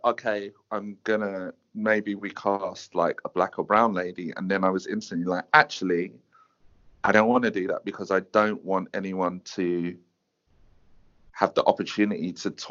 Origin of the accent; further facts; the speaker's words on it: Croydon, London, United Kingdom; I'm from Croydon